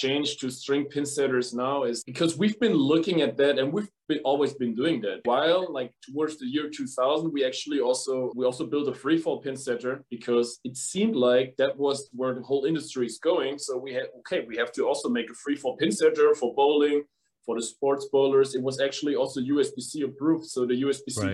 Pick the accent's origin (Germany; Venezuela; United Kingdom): Germany; accent: German; English is a second language; as you can probably hear from my accent, from Germany. So I'm a German.